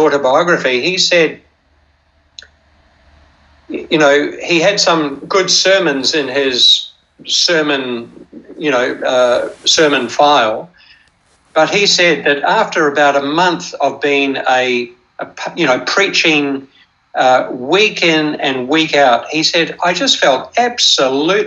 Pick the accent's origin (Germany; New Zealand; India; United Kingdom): New Zealand; I grew up in New Zealand, and I trained as a Baptist to be a Baptist minister